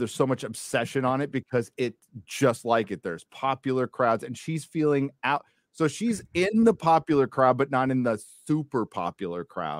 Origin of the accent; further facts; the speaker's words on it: United States; For one, she's Canadian and currently lives in Mexico, and I'm American.